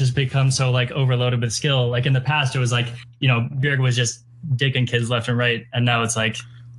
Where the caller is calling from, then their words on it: Seattle, Washington, United States; I'm from Seattle.